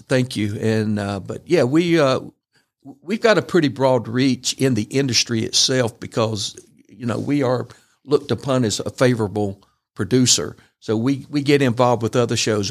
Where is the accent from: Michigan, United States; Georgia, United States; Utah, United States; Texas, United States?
Georgia, United States; Brunswick; Brunswick, my hometown